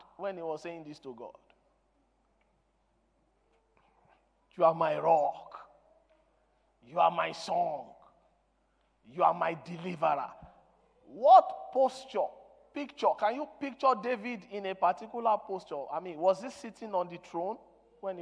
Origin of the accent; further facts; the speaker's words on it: Nigeria; English is a second language; I am a Nigerian, I'm not an Englishman.